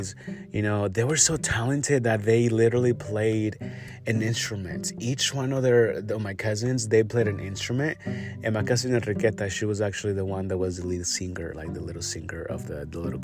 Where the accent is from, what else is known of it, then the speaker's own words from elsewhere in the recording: Yurécuaro, Michoacán, Mexico; I grew up over there. I grew up in Michoacán and, you know, Yoracoro, Michoacán.